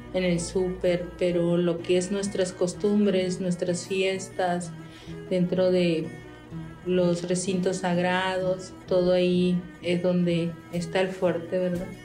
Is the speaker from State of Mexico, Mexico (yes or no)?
no; Yaqui, Sonora, Mexico; first language Yaqui; Spanish is a second language